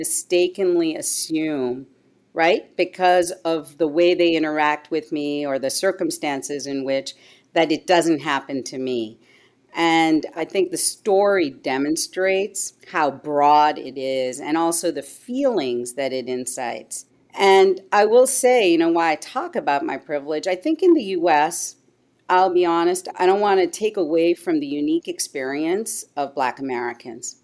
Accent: Canada; also born or lived in India / Asia / Montreal / Toronto; now in United States; I grew up largely in Canada. I'm of Indian background.

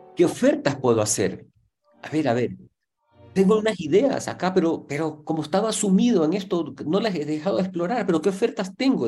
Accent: Ecuador; somos ecuatorianos

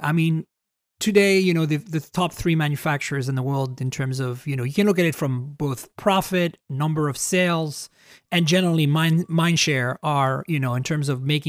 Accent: Canada; I think that as a Canadian, I can say this

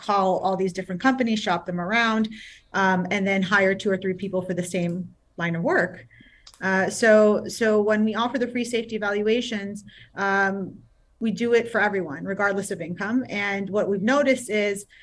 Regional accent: New York City, New York, United States; now in South Florida, United States; I'm born and raised in Queens, New York. I am a city girl

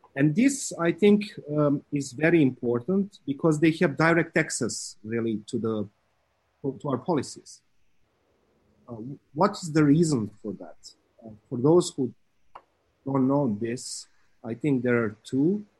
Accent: Serbia; I'm I'm from Serbia and I'm talking from Belgrade

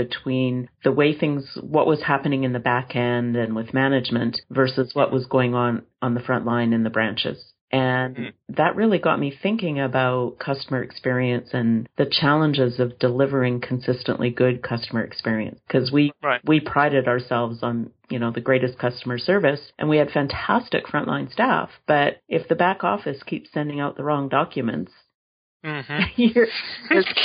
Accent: Edmonton, Alberta, Canada; I grew up in a very lovely neighborhood in Edmonton, Alberta, Canada, which is pretty far north

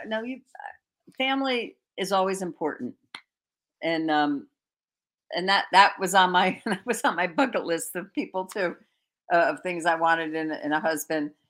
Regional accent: Connecticut, United States; we're from Connecticut

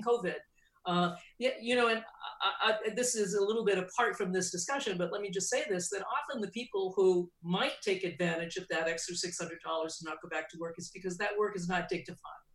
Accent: New England, United States; I grew up in New England

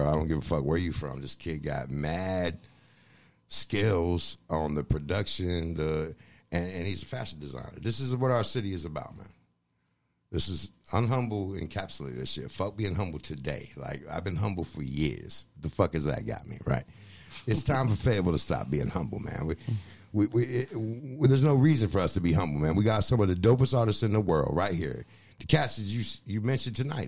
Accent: Fayetteville, North Carolina, United States; also born or lived in Boston; The city of Fayetteville and music in Fayetteville, I'm an original

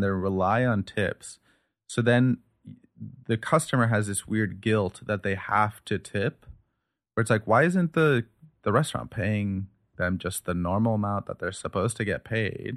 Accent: United States; I'm American, you know, I speak English, I speak Urdu here

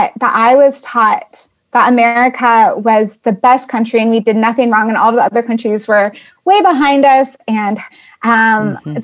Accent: Colorado, United States; moved away; I'm from Colorado initially

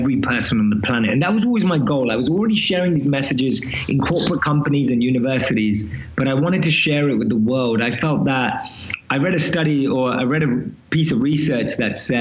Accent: London, United Kingdom; moved away as an adult; now in New York City, United States; I'm born and raised in London, as you can probably tell from my accent

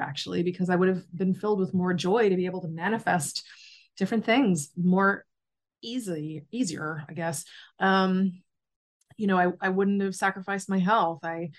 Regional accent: Charlton, Massachusetts, United States; moved away as an adult; also born or lived in Worcester, Massachusetts / Hawaii; now in Florida, United States; I grew up in Charlton, Massachusetts. And then I spent the next 20 years in Worcester. Then I moved to Hawaii, and now I live in Florida.

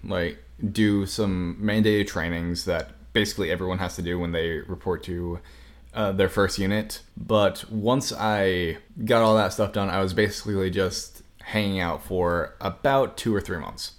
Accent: Cody, Wyoming, United States; moved away as an adult; I'm originally from Wyoming

